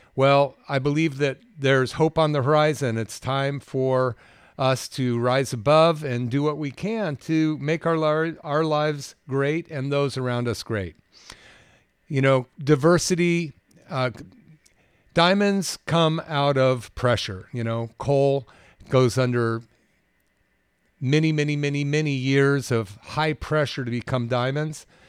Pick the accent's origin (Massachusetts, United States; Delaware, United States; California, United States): California, United States; Bay Area; growing up in the Bay Area